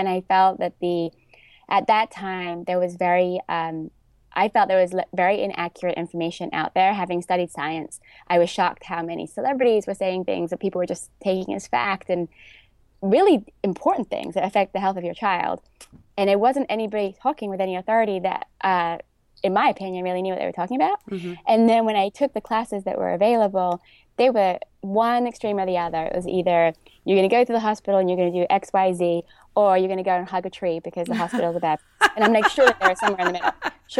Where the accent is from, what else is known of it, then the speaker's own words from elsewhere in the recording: England, United Kingdom; moved away as an adult; now in New York, United States; So I was a dancer growing up in England. My father was also a dancer. So I studied dance my whole childhood. And then I came to New York to dance when I was 18.